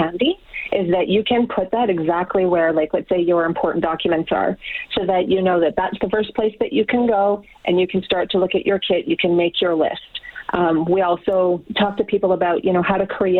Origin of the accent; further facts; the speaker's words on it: Grande Prairie, Alberta, Canada; I'm from Grand Prairie